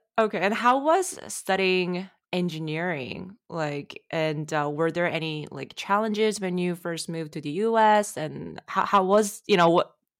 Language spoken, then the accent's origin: English; South Korea; now in Canada; I'm from South Korea